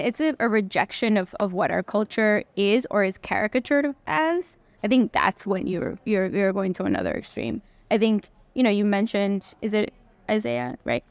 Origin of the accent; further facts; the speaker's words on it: Central Falls, Rhode Island, United States; first language Spanish; English is a second language; also born or lived in Latin America; here in C F, when I was growing up